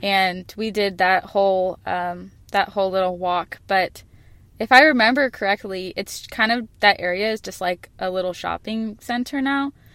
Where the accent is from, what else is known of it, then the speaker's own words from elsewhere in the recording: Phoenix, Arizona, United States; I'm from Phoenix